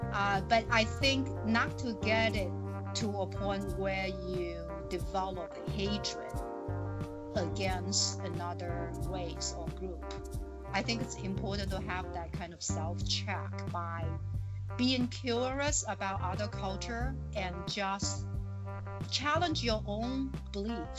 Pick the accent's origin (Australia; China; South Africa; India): China; accent: Chinese; English is a second language; moved away as an adult; now in Plymouth, United States; I have Chinese accent